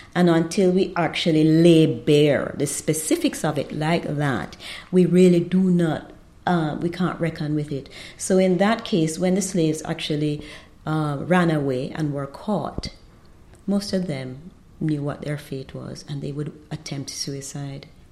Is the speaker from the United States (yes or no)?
no; Jamaica; also born or lived in Trinidad; now in Trinidad and Tobago; I'm Jamaican, and we were due to be in Trinidad for only four years